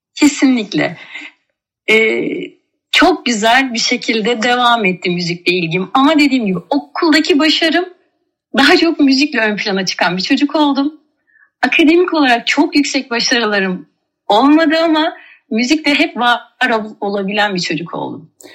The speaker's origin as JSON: {"language": "Turkish", "region": "Mersin", "country": "Turkey", "tie": "born or raised there", "also_born_or_lived": "Ankara / Kars", "said": "Kars'tan Mersin'e ilkokula Mersin'de başladım."}